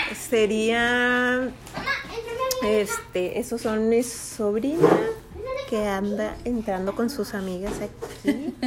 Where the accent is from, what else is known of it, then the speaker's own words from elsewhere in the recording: Chihuahua, Mexico; Nosotros somos de Chihuahua.